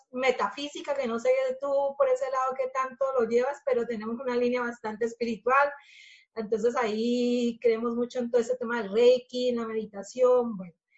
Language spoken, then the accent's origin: Spanish; Colombia; moved away as an adult; now in Spain; Estela y yo somos colombianas